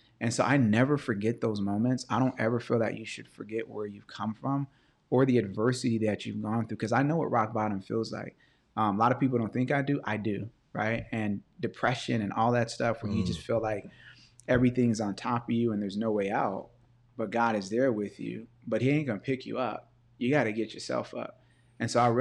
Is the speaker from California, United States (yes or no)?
yes; Los Angeles, California, United States; also born or lived in View Park, California; I grew up in Baldwin Hills. I grew up in View Park, which is a black Baldwin Hills